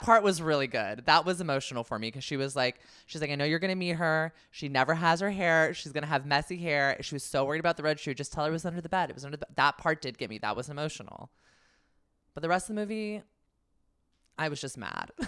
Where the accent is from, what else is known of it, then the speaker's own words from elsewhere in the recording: the Bay Area, California, United States; I'm from the Bay